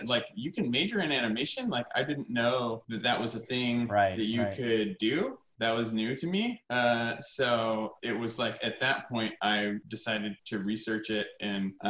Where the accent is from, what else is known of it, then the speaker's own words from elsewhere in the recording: North Carolina, United States; moved away; also born or lived in Provo, Utah; I grew up in North Carolina